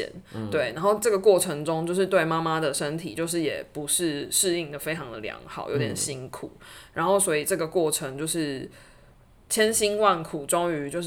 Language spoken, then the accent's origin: Chinese; Taiwan; 我们作为台湾人，在台湾看医生是很方便的，